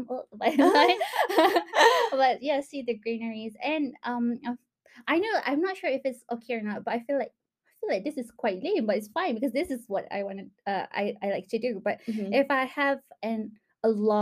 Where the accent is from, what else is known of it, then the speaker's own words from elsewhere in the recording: Malaysia; moved away as an adult; now in Cardiff, United Kingdom; I'm from Malaysia